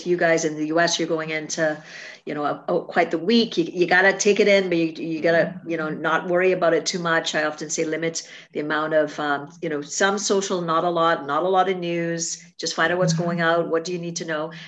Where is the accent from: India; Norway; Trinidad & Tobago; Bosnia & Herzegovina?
Trinidad & Tobago; now in Canada; a little girl growing up in Trinidad